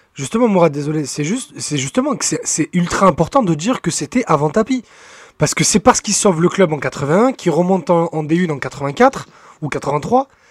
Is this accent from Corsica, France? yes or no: no; Marseille, Provence-Alpes-Côte d'Azur, France; on est Marseillais